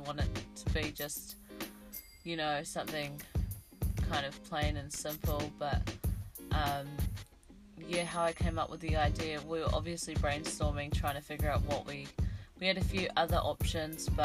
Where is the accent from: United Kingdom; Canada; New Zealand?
New Zealand; Hamilton, Waikato; also born or lived in Taupo, New Zealand / Wellington, New Zealand; I was born in Taupo and then we moved to Hamilton, pretty much brought up there for a few of my younger years